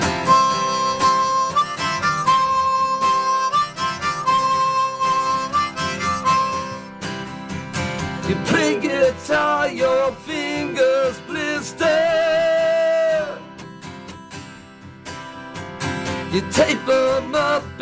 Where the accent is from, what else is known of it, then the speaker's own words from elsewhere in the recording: Huntington, New York, United States; I'm from Huntington, Long Island